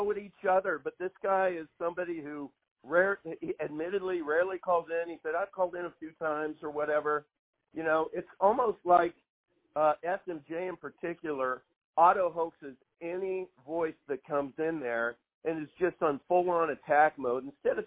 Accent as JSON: {"language": "English", "region": "Kansas", "country": "United States", "said": "You know, I'm from Northwest Kansas. Northwest Kansans are known for one thing in the United States. We don't have any accent."}